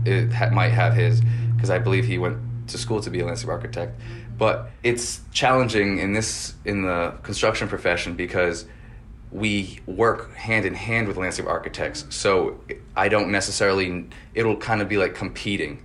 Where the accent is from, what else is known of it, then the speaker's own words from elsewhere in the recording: West Kingston, Rhode Island, United States; I grew up next in West Kingston, so I'm a local